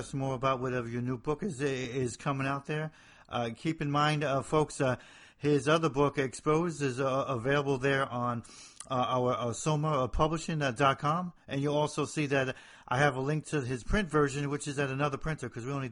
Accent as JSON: {"language": "English", "town": "Hoboken", "region": "New Jersey", "country": "United States", "moved": "yes", "said": "I'm from the north of Jersey"}